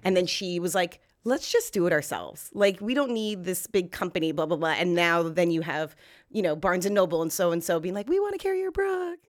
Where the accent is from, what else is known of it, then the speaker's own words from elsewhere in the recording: Los Angeles, California, United States; I grew up in North Hollywood, um, in California and, or Los Angeles